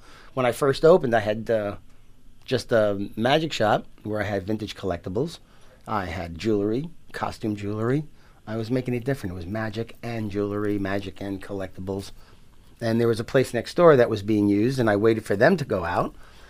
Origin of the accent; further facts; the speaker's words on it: Yonkers, New York, United States; I am originally from Yonkers, New York.